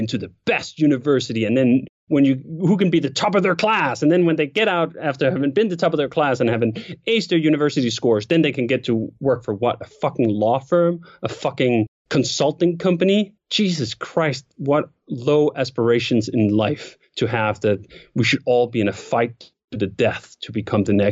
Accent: Denmark; moved away as an adult; also born or lived in Copenhagen, Denmark; I grew up again in Denmark and I went to school for like 9 years in the public school system

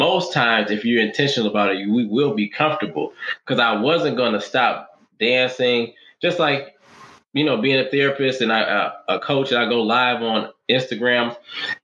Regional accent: Detroit, Michigan, United States; I'm from Detroit

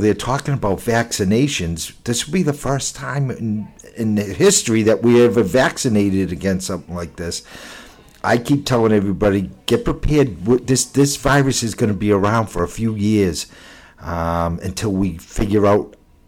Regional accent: Boston, Massachusetts, United States; also born or lived in Revere; I grew up in Boston, and then we moved out to the country, Revere

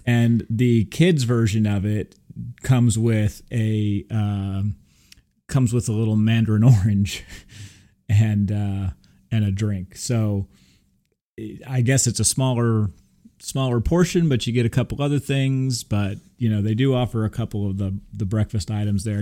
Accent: Texas, United States; I'm from Texas

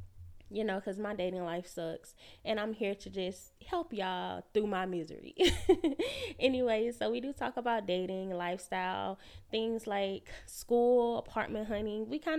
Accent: Alabama, United States; now in Atlanta, United States; I'm 29 years old. I live in Atlanta. I'm from Alabama.

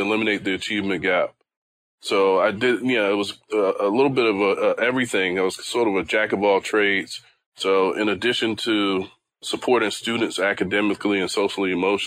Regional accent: Washington, District of Columbia, United States; I grew up in Washington, D.C., actually Northeast Washington, D.C.

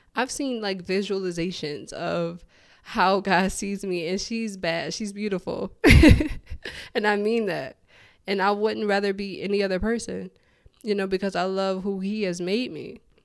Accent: Detroit, Michigan, United States; moved away as an adult; also born or lived in Houston, Texas; born and raised in Detroit. That's all I've ever known

